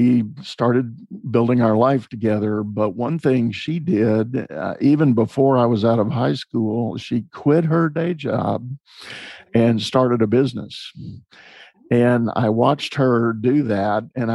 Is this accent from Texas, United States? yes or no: yes; San Antonio, Texas, United States; I was growing up in San Antonio, Texas